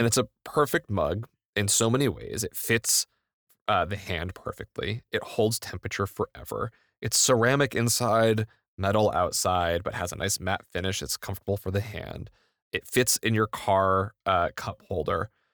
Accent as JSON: {"language": "English", "country": "United States", "said": "I'm an interloper from the United States. I've never lived in Europe"}